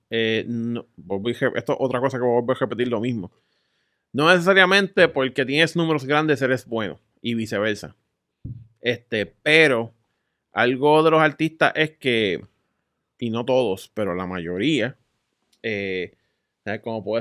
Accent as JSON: {"language": "Spanish", "country": "United States", "second_language": "Spanish", "said": "Pero el tipo es de China y yo soy de US."}